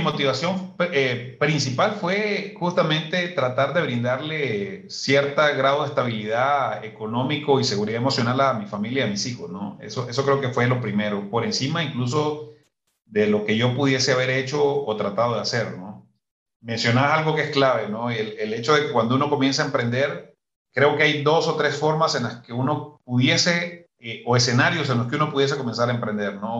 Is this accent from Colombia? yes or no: no; Muy Muy, Matagalpa, Nicaragua; moved away as an adult; now in Guatemala; soy originario del norte de, de, Matagalpa, un pueblo que se llama Muy Muy